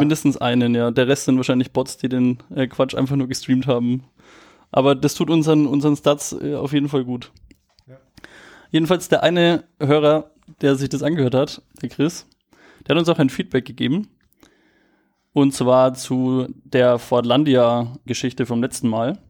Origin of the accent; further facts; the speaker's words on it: Nuremberg, Bavaria, Germany; ich bin auch aus Nürnberg